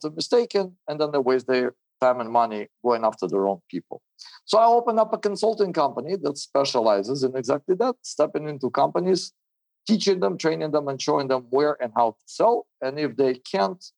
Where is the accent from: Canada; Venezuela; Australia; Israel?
Israel; also born or lived in Soviet Union; I was born in the Soviet Union in 1981, moved to Israel in the 90s